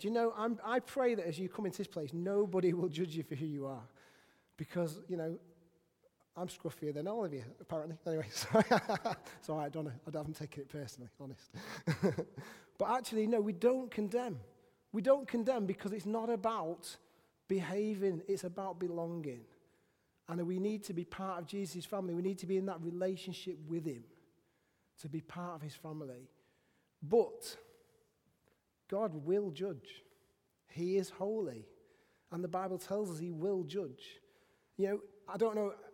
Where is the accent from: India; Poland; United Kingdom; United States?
United Kingdom; England; I'm not a Christian because I was born in England